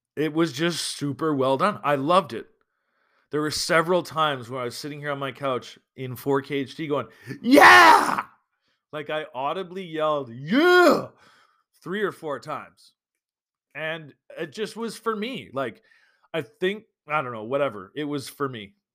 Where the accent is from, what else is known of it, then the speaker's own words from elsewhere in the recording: Alberta, Canada; moved away; I'm from Alberta